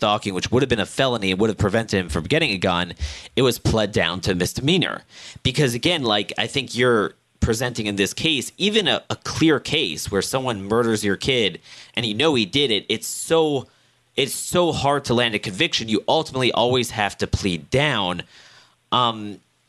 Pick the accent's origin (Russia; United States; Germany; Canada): United States; Annapolis, Maryland; my hometown in central Maryland, Annapolis